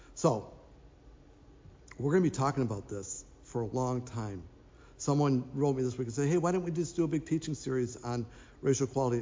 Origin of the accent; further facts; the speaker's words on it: Minnesota, United States; I grew up in Minnesota